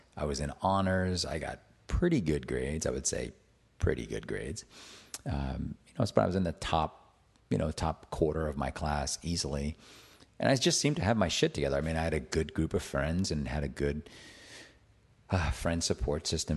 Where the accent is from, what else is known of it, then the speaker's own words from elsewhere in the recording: Attleboro, Massachusetts, United States; I grew up in Attleboro, Massachusetts